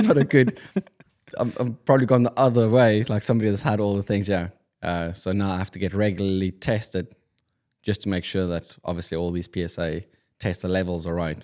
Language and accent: English; South Africa; moved away; I'm being South African Afrikaans